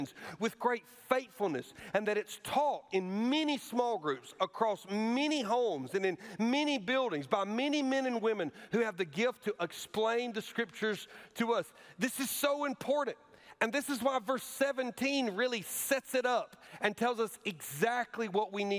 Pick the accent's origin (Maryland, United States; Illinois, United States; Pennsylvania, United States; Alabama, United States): Alabama, United States; moved away; my home state and where I went to college, at Auburn University.